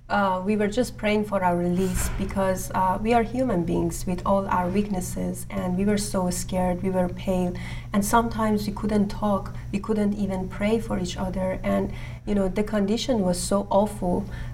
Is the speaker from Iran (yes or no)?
yes; Iran; I'm also from Iran